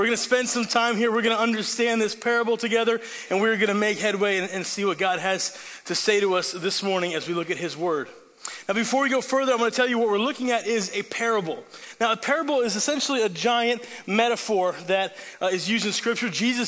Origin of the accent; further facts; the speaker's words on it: Italy; That's because I grew up overseas in Italy where my parents are missionaries.